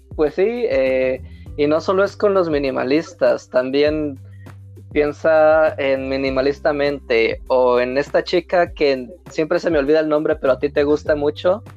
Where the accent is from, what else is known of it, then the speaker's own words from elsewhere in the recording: Mexico; nosotros somos mexicanos